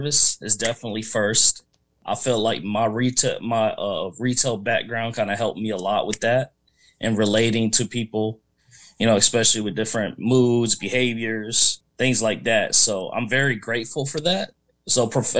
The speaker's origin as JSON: {"language": "English", "town": "Fayetteville", "region": "North Carolina", "country": "United States", "said": "I'm from Fayetteville, North Carolina, right near Fort Bragg"}